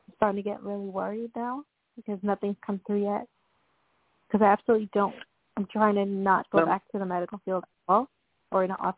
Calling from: New York, United States; I'm calling from New York. I'm currently visiting.

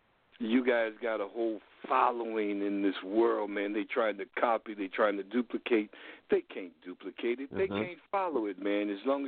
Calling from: San Francisco, California, United States; I'm calling from San Francisco

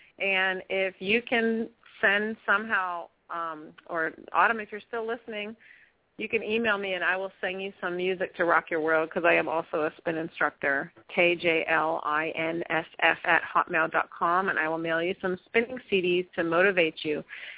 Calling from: San Francisco, California, United States; I'm super fine from San Francisco.

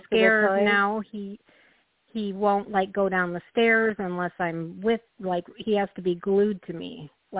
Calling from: Illinois, United States; Hi, this is … from Illinois.

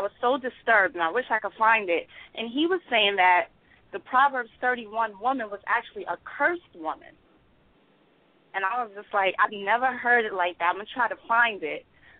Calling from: New York, United States; I'm from New York, Long Island.

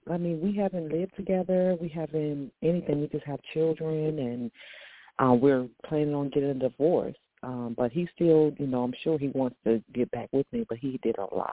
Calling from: Virginia, United States; I'm calling from Virginia.

